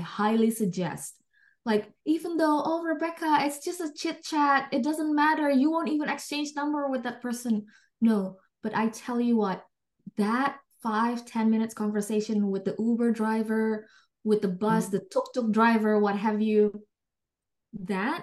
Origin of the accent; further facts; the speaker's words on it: Indonesia; English is a second language; moved away as an adult; also born or lived in Jakarta; now in United Kingdom; I'm from Indonesia